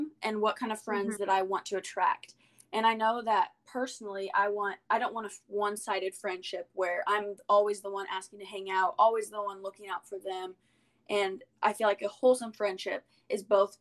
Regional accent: Evansville, Indiana, United States; I go to University of Southern Indiana in Evansville. I've been born and raised here, so it's my hometown

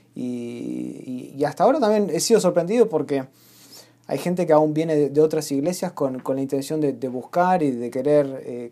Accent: Argentina; yo soy argentina.

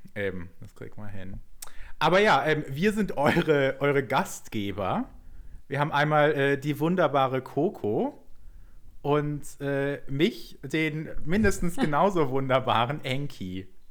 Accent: Southern Germany, Germany; wir sind ja beide in Süddeutschland aufgewachsen

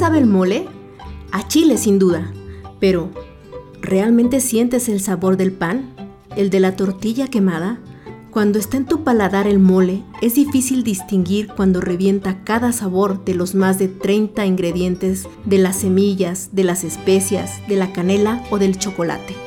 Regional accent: northern Guerrero, Mexico; now in Mexico City, Mexico; Yo soy del norte de Guerrero

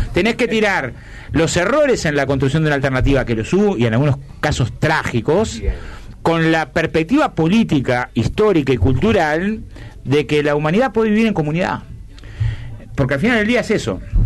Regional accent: Villa Felicidad, Canelones, Uruguay; also born or lived in La Teja, Montevideo; Yo nací en, el Hospital de Canelones. Soy de Villa Felicidad, pero nací en el Hospital de Canelones.

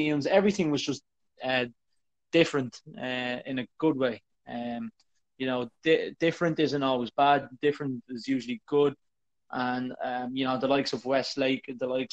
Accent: Ireland; also born or lived in China; I'm an Irish person.

